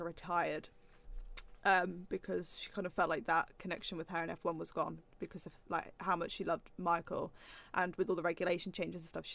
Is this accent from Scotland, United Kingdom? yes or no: no; Norfolk, East of England, United Kingdom; I'm from Norfolk, home of Martin Brundle and George Russell